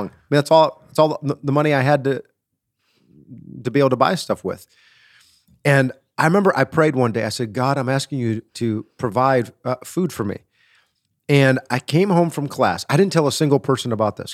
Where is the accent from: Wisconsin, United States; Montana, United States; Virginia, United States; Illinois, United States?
Wisconsin, United States; I'm from Wisconsin. I'm a Wisconsin boy.